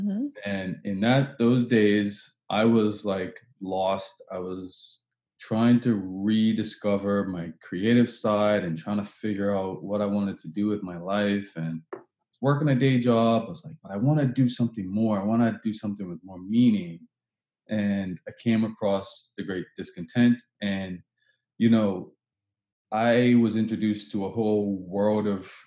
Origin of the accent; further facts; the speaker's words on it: Bermuda; now in Halifax, Canada; I was born in Bermuda, and I don't think I'll ever not, and I currently live in Halifax, Nova Scotia in Canada, and I'll never not be a Bermudian.